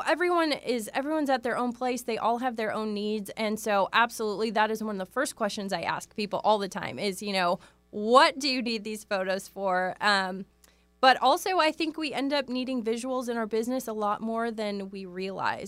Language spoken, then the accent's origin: English; Wisconsin, United States; moved away as an adult; now in Seattle, United States; I grew up in Wisconsin